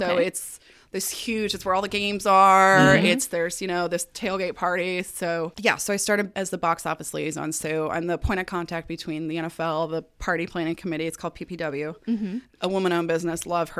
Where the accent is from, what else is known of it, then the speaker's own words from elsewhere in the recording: Denver, Colorado, United States; moved away as an adult; also born or lived in Atlanta; I was born in Denver, Colorado. Ooh. 32 years ago.